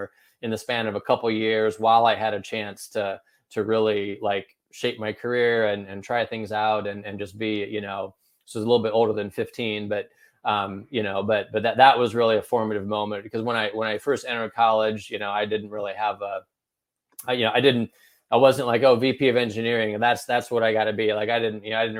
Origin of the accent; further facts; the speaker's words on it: Northern Indiana, United States; also born or lived in Chicago; now in Indianapolis, United States; I was born and raised in Northern Indiana